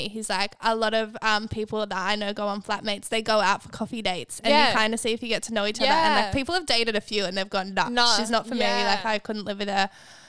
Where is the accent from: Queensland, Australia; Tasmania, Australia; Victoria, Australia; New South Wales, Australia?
New South Wales, Australia; Cronulla; moved away as an adult; now in Bondi, Australia; I'm leaving Cronulla, my hometown.